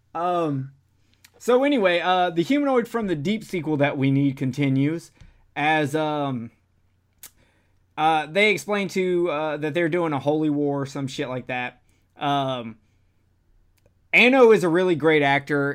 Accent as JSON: {"language": "English", "region": "Alabama", "country": "United States", "said": "I'm from Alabama"}